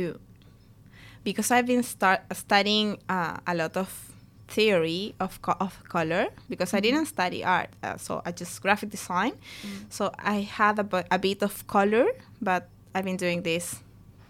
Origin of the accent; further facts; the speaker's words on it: Chile; moved away; we're from Chile.